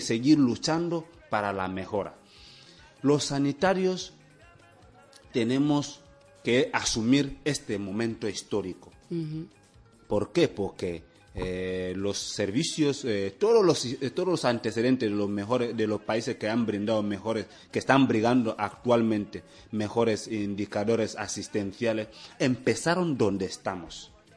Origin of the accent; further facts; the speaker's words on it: Equatorial Guinea